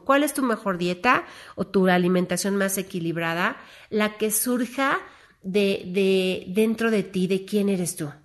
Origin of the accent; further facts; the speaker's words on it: Mexico; como mexicanos